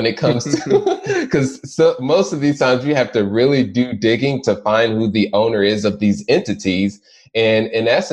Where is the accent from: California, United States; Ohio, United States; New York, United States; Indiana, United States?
Indiana, United States; Indianapolis; born and raised in Indianapolis, Indiana